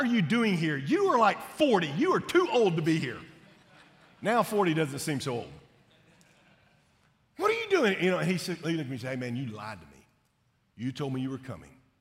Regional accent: Shreveport, Louisiana, United States; I grew up in Shreveport, Louisiana

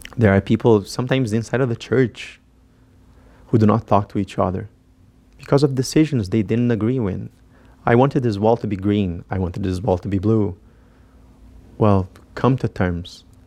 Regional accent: Brazil; moved away as an adult; now in United States; I am from Brazil

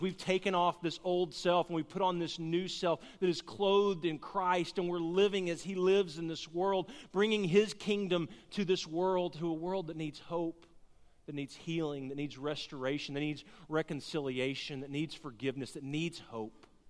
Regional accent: Garland, Texas, United States; also born or lived in Cleburne, Texas; I grew up in Garland, Texas

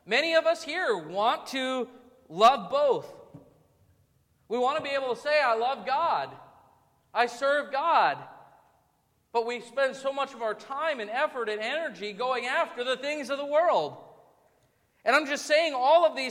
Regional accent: United States; As American Christians

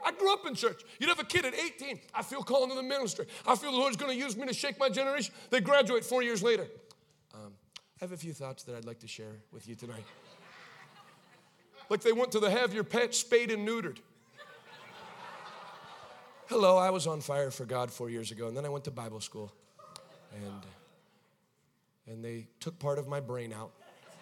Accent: Maine, United States; I grew up in Maine.

